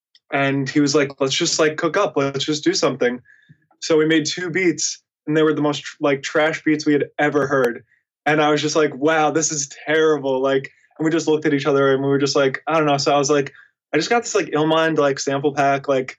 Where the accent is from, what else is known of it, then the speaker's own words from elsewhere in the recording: Nashville, Tennessee, United States; also born or lived in New York; So born in Nashville and lived there till I was like 4. And then I moved up to New York. And then between like 5 and 8, I want to say, like, stayed in New York. Then we moved back down to Nashville